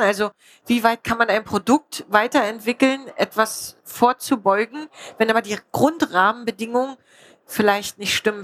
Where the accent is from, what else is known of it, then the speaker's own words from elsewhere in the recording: Spreewald, Brandenburg, Germany; ich komme aus dem Spreewald